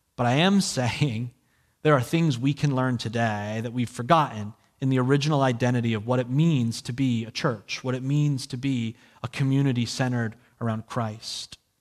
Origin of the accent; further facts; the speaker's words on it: New Jersey, United States; I'm from New Jersey